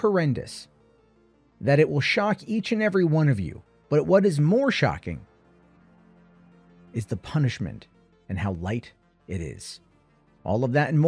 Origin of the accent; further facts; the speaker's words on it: United States; as an American